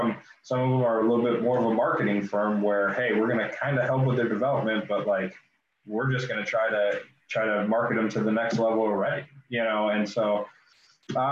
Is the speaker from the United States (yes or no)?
yes; Chicago suburbs, Illinois, United States; moved away as an adult; also born or lived in Iowa; now in Peoria, United States; I live in Peoria now. I'm originally from the Chicago suburbs, and then went to school in Iowa and then moved down here after college.